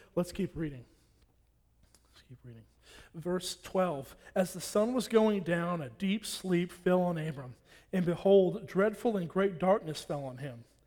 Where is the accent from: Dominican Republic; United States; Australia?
United States; Nacogdoches, Texas; I'm from here, I'm from Nacogdoches.